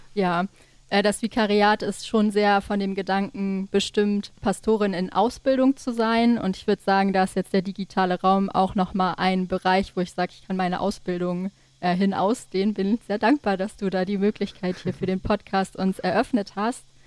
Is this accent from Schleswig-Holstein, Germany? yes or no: yes; Dannewerk, Schleswig-Holstein, Germany; also born or lived in Kiel / Berlin / Copenhagen; now in Neumünster, Germany; ich bin in der Nähe von Schleswig geboren, in Dannewerk